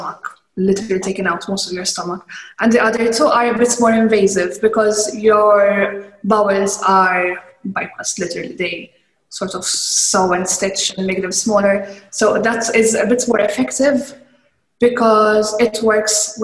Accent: Malta; I'm from Malta. We have big families

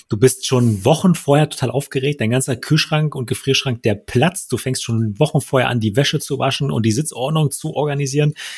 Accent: Wittstock, Brandenburg, Germany; moved away; Wittstock, da wo ich herkomme

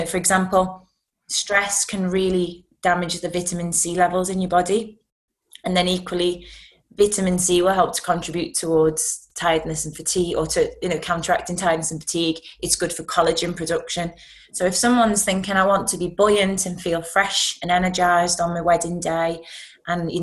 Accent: Liverpool, North West England, United Kingdom; I'm from Liverpool

